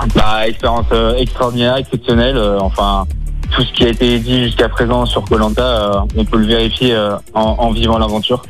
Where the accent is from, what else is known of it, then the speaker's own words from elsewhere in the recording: near Givors, Auvergne-Rhône-Alpes, France; now in Haute-Savoie, France; je suis originaire du Rhône, du coup, de Givor, enfin un petit village à côté de Givor.